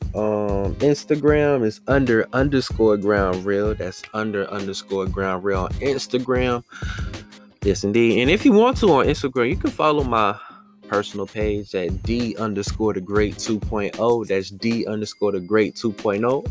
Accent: Washington, District of Columbia, United States; my hometown, Washington DC.

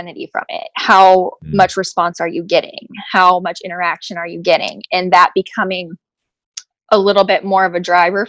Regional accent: New York, United States; Apparently I'm not, but I'm from New York, so.

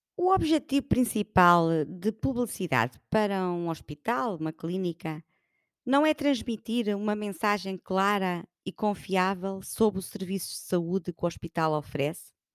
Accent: Portugal; somos muito portugueses

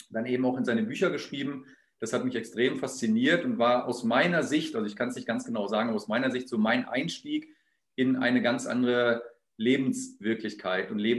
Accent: Hannover, Lower Saxony, Germany; born there; geboren bin ich im Jahr 1972, im Sommer, im August, äh, in Hannover. Ähm, deswegen habe ich auch keinen Dialekt, sondern spreche das reinste Hochdeutsch.

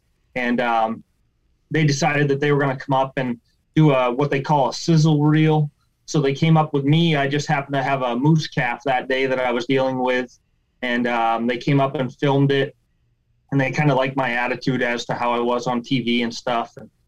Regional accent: Maine, United States; a lot of people don't think I'm from Maine because they think I have an accent from Pennsylvania or something. But I don't have as much of a crazy Maine accent. Like every now and then you'll hear it come out.

